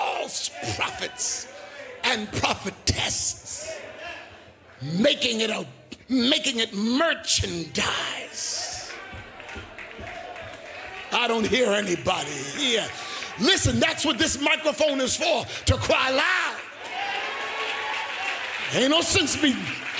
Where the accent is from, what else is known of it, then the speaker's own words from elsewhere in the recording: United States; I am an American